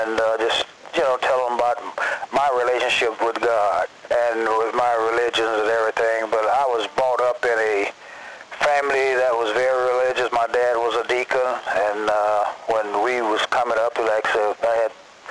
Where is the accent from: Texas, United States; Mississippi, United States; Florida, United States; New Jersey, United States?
Mississippi, United States; Hattiesburg; now in Los Angeles, United States; I'm originally from Hattiesburg, Mississippi, and that's where I am now.